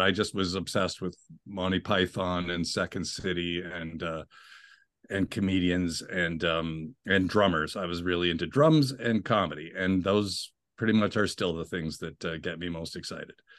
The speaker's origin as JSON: {"language": "English", "town": "Ottawa", "region": "Ontario", "country": "Canada", "tie": "born or raised there", "said": "grew up in Ottawa, capital city of Canada"}